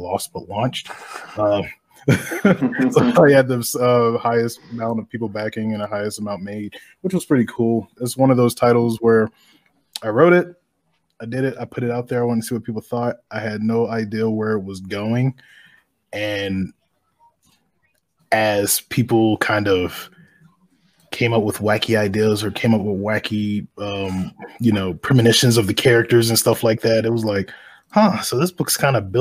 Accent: North Carolina, United States; now in Colorado Springs, United States; originally, I'm from North Carolina

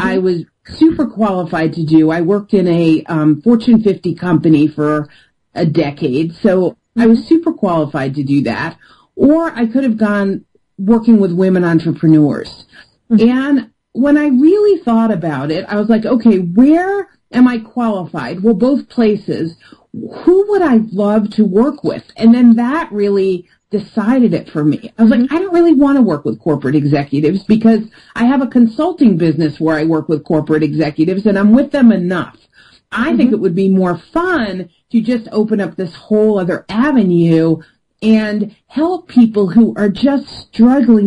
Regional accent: New York, United States; I'm from New York and I'm direct.

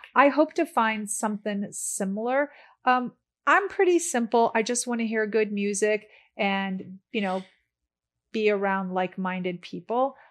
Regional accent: Chicago, Illinois, United States; moved away as an adult; also born or lived in San Diego; now in Los Angeles, United States; I'm from Chicago

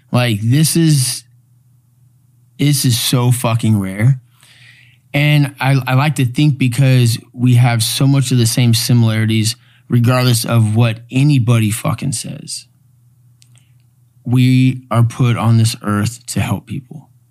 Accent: Houston, Texas, United States; we grew up in Houston. Like me and him, we grew up a uh, block away.

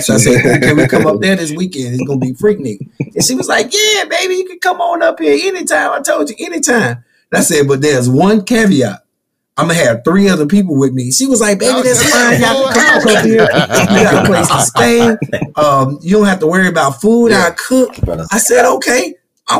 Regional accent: Louisiana, United States; moved away; also born or lived in Atlanta; I'm from Louisiana

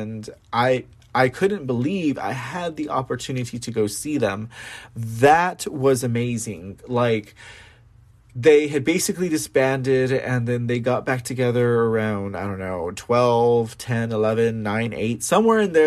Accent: San Antonio, Texas, United States; San Antonio, my hometown

